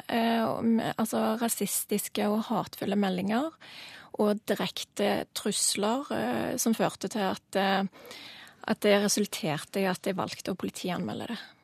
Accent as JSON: {"language": "Norwegian", "country": "Norway", "said": "jeg er norsk, og er stolt av det"}